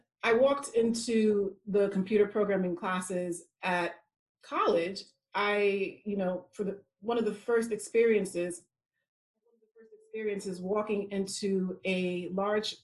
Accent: United States; accent: American; moved away as an adult; now in United Kingdom; I'm from America, if you could not tell by my accent.

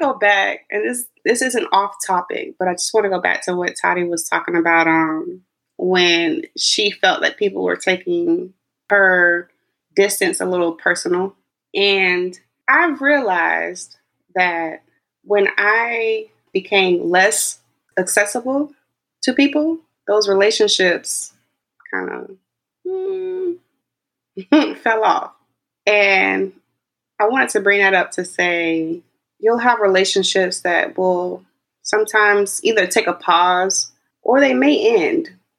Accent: Texas, United States; born there; So my mom, I was born in Texas, but my family's from South Carolina. And my dad was in the Air Force, which is why they had to move.

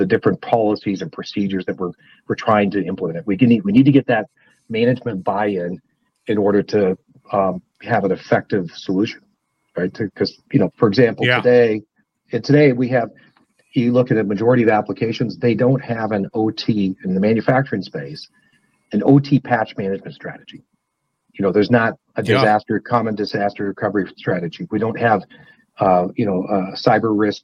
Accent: north of Spokane, Washington, United States; now in Idaho, United States; I grew up in the Northwest, north of Spokane, Washington.

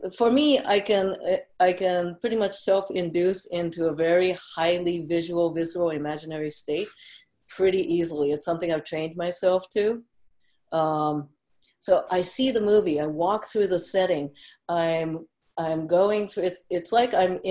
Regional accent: Tokyo, Japan; moved away; also born or lived in Kyoto, Japan; I was born in Kyoto, but raised in Tokyo.

